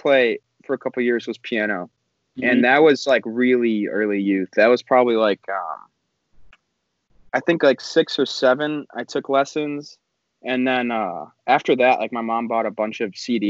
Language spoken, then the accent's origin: English; La Grange Highlands, Illinois, United States; I was born in LaGrange Hospital, and then I spent most of my life growing up in LaGrange Highlands.